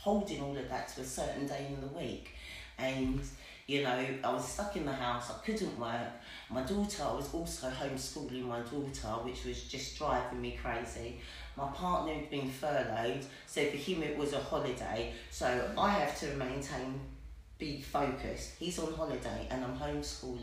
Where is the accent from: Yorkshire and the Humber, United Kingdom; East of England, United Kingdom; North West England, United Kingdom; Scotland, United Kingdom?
East of England, United Kingdom; Westcliff-on-Sea; I'm from Westcliff-on-Sea